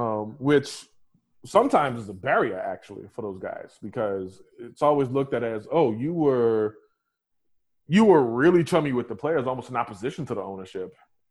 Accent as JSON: {"language": "English", "town": "New Orleans", "region": "Louisiana", "country": "United States", "tie": "born or raised there", "also_born_or_lived": "Atlanta, Georgia", "moved": "as an adult", "lives_now": "Portland, United States", "said": "I grew up in New Orleans"}